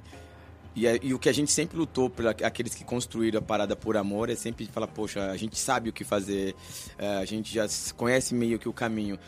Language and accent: Portuguese; Brazil; from Brazil